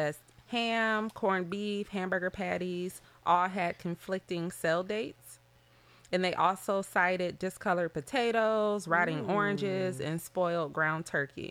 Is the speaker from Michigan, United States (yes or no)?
yes; Detroit, Michigan, United States; we're from Detroit.